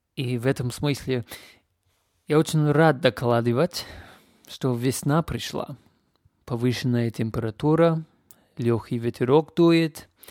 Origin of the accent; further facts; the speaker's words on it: Canada; Russian is a second language; now in Leipzig, Germany; Я из Канады, но я живу и вещаю сейчас из любимого города Лейпциг